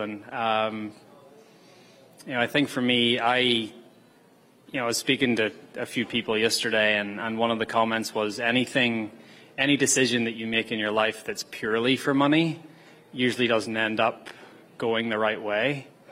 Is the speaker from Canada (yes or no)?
yes; Canada; as a Canadian